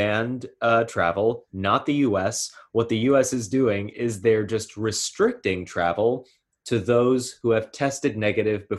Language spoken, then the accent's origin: English; New York, United States; I was born and raised in New York